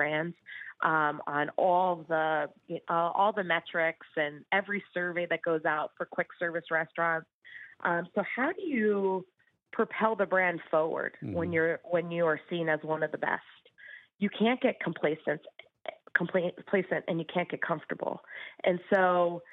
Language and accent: English; Danbury, Connecticut, United States; owning a business in my hometown